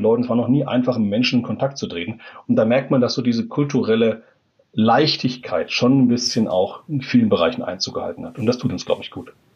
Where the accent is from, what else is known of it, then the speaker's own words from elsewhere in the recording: Germany; als Deutsche